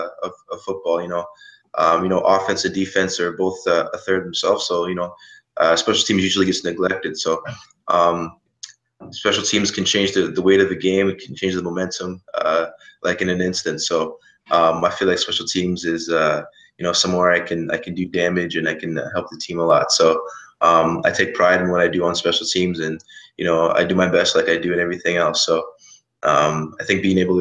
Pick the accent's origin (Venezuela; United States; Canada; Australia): Canada; I'm from Canada